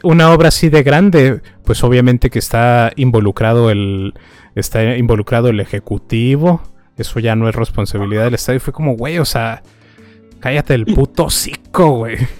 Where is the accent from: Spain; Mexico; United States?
Mexico; northern Mexico; nosotros tres somos, este, somos norteños